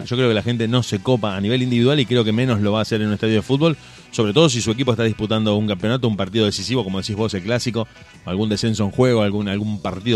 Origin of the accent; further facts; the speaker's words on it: Argentina; somos argentines